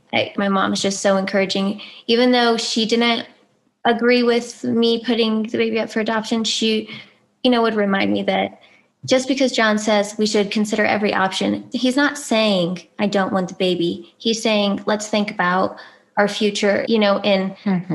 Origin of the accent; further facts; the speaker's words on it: California, United States; moved away as an adult; also born or lived in Albuquerque; I am from California